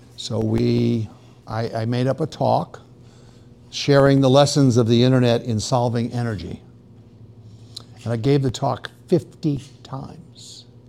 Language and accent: English; New York, United States; moved away as an adult; now in Austin, United States; I'm from New York.